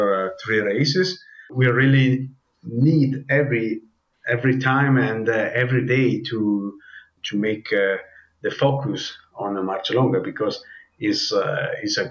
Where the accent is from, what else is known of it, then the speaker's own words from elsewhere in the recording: Predazzo, Trentino-Alto Adige, Italy; English is a second language; I'm living in Predazzo, and I'm from Predazzo.